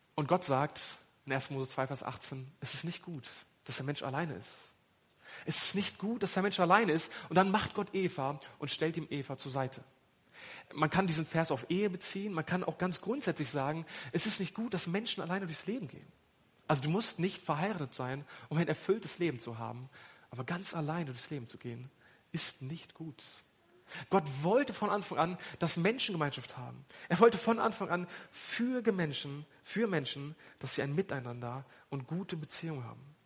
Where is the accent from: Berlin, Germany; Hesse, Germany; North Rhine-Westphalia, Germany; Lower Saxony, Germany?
Lower Saxony, Germany; Hanover; now in Lichtenau, Germany; Ich komme ursprünglich aus Hannover